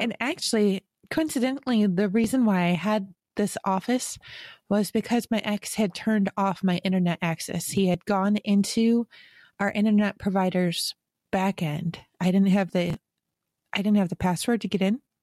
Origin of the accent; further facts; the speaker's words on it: Western New York, United States; growing up in Western New York